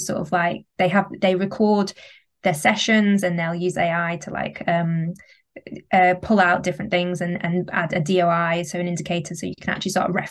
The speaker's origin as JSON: {"language": "English", "region": "the north of England", "country": "United Kingdom", "also_born_or_lived": "London", "accent": "northern English", "said": "where my accent's from, it's from the north of England"}